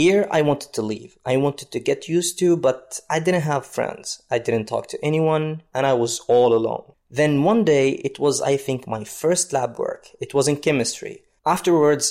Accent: Lubumbashi, Haut-Katanga, DR Congo; moved away as an adult; also born or lived in Kinshasa / Mostaganem, Algeria; now in Algeria; it's my hometown. It's where I grew up and it's where I learned everything.

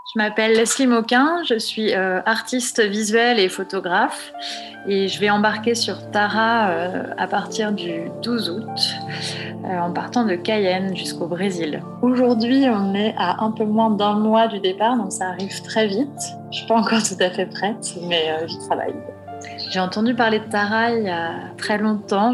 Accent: Nantes, Pays de la Loire, France; now in Paris, France; Moi, j'ai grandi à Nantes, donc pas très loin de l'océan

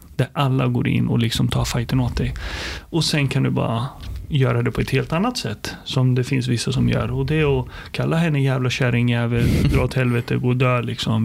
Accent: Sweden; also born or lived in Palestine / Nyköping, Sweden; uppvuxen i Sverige. Jag kom hit när jag var fem år

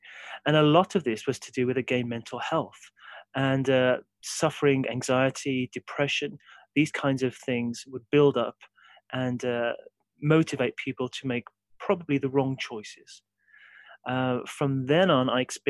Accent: Brierley Hill, West Midlands, United Kingdom; I'm originally from Briley Hill. So I grew up in a sort of regular sort of working class background.

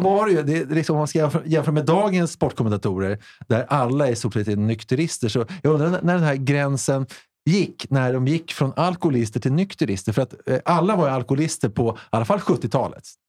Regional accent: Stockholm, Stockholm County, Sweden; jag kommer från Hässelby.

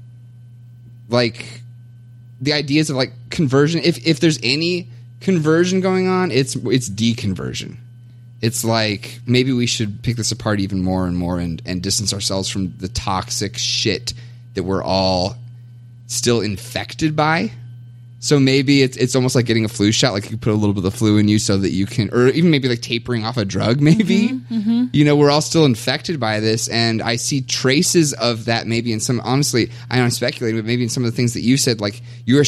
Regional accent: Kentucky, United States; moved away as an adult; also born or lived in Kansas; now in Minnesota, United States; I was born and raised in Kentucky, in Bible Belt

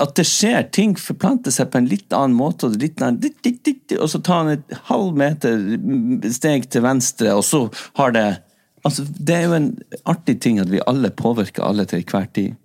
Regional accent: Northern Norway, Norway; accent: Northern Norwegian; now in Oslo, Norway

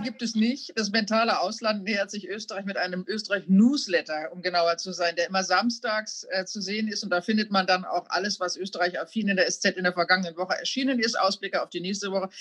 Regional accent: Germany; als Deutsche

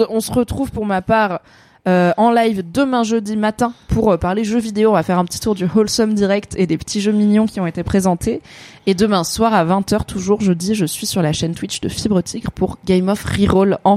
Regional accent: Morocco; Comme euh, je suis marocaine, quoi.

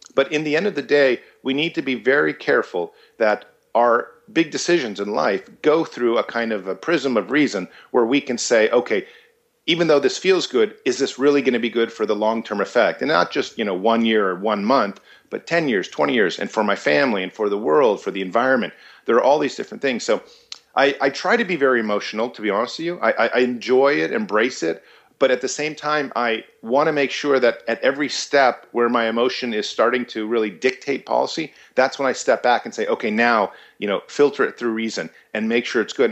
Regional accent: United States; I was born in America

